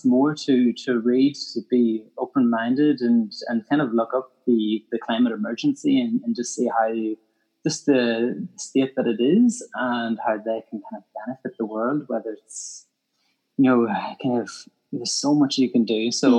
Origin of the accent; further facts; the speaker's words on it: Northern Ireland, United Kingdom; I'm from Ireland, Northern Ireland